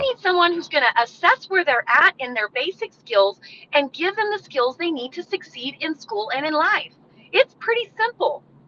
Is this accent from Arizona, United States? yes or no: no; Truth or Consequences, New Mexico, United States; I grew up in Truth or Consequences